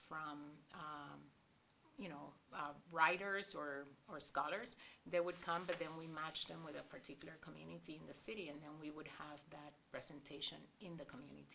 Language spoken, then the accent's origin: English; Puerto Rico; moved away as an adult; also born or lived in Indiana; as a young woman coming from Puerto Rico